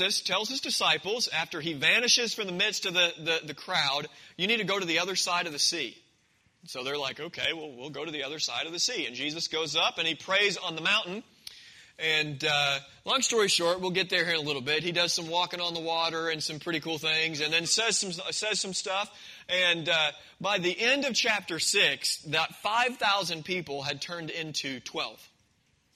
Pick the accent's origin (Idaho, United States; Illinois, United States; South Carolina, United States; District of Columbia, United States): Illinois, United States; Marion; I grew up in Marion, Illinois, in a Christian home.